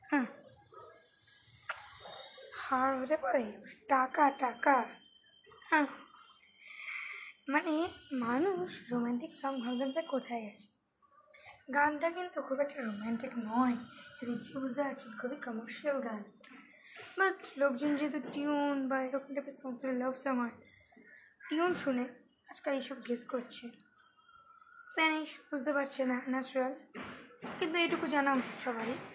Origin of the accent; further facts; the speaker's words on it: India; তো আমরা ইন্ডিয়ান আমরা হচ্ছে সফট হার্ট পিপল